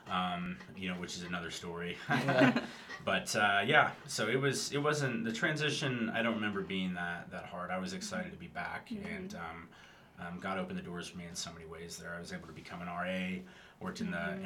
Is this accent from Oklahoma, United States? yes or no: yes; Tulsa, Oklahoma, United States; I'm from Tulsa, so when I came back to Tulsa, I had friends who stayed here